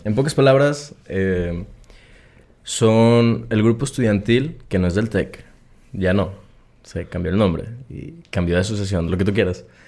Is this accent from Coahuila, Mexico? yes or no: yes; Coahuila, Mexico; also born or lived in Guadalajara, Jalisco; now in Monterrey, Mexico; crecí toda mi vida en este ranchito que está en Coahuila